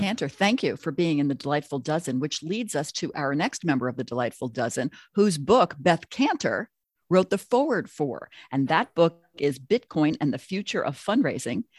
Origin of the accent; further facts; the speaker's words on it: Long Island, New York, United States; I grew up on Long Island